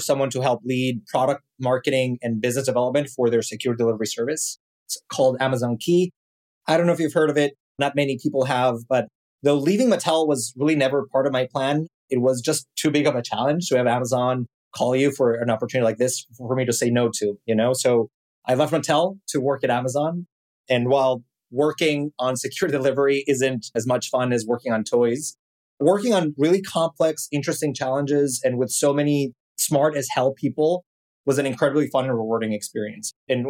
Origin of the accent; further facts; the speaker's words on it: Mexico City, Mexico; as you can probably tell by my accent, I am not from here. I was born and raised in Mexico City and started my career in marketing